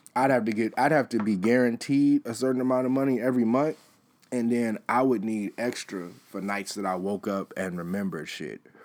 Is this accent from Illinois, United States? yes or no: yes; Chicago, Illinois, United States; I am from Chicago